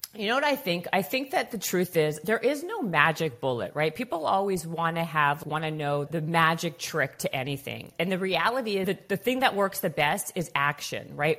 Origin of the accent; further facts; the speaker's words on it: Canada; moved away as an adult; now in Los Angeles, United States; I'm from Canadian